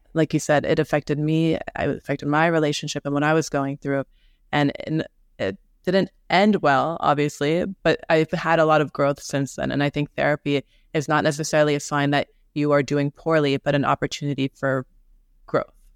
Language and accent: English; New York, United States; I'm from New York. I'm here in New York